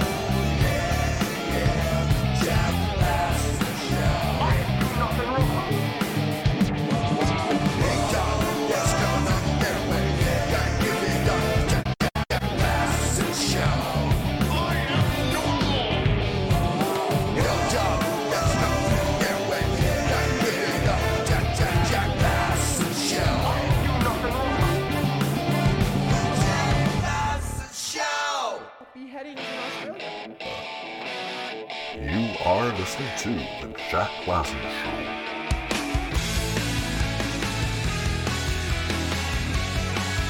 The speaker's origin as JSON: {"language": "English", "country": "Canada", "said": "we're Canadian"}